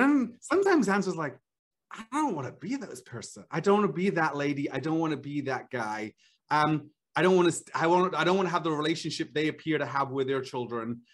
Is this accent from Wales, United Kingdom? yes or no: yes; Wales, United Kingdom; moved away as an adult; I grew up in Wales.